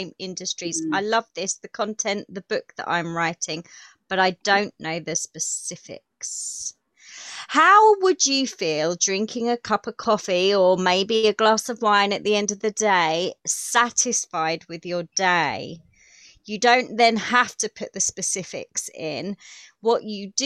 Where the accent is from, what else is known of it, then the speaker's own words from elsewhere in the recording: United Kingdom; accent: common accent; It's because I'm British. Here I'm very common. Believe me, it's a common accent